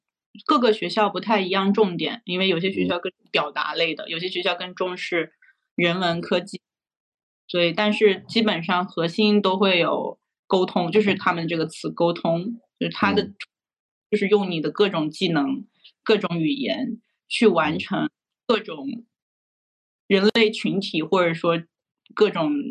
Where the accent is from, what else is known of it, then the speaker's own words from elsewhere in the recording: China; now in Germany; 像我们中国人一般比较卷，就大家都都一一年半到两年半就能毕业